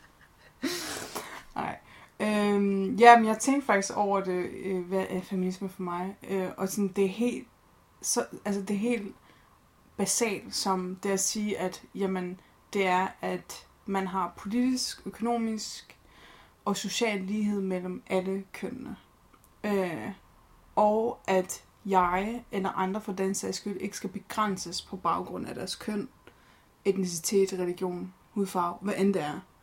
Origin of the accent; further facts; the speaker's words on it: Horsens, Central Denmark Region, Denmark; født og opvokset i Horsens